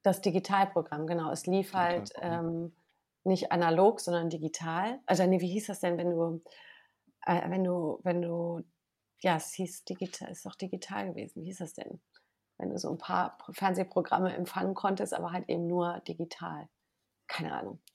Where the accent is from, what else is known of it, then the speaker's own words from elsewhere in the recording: Wermelskirchen, North Rhine-Westphalia, Germany; now in Berlin, Germany; ich bin ja in Nordrhein-Westfalen geboren und aufgewachsen